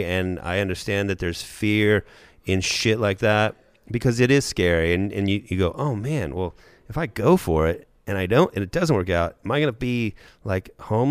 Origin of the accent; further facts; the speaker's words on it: Thousand Oaks, California, United States; I went to Thousand Oaks, Los Angeles.